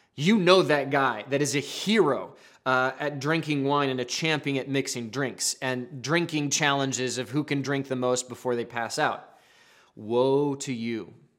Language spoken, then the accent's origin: English; the Northwest, Pacific Northwest, United States; I'm from the Northwest